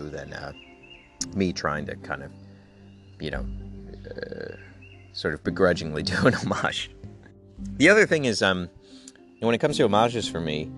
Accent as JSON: {"language": "English", "region": "Connecticut", "country": "United States", "tie": "born or raised there", "said": "I grew up in Connecticut"}